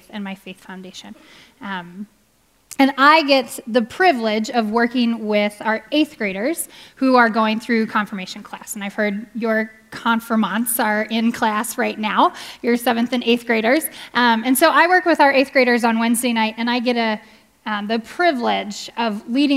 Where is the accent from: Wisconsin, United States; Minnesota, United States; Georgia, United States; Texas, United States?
Minnesota, United States; Minneapolis; also born or lived in Omaha, Nebraska; I was born in Omaha, Nebraska, and we moved up here to the Twin Cities when I was five. And I loved growing up here